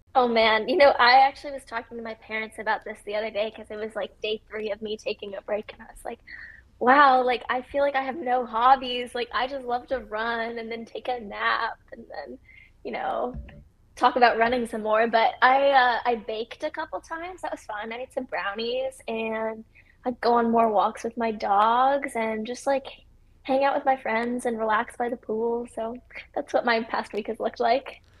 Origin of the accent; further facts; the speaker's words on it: Midwest, United States; growing up in the Midwest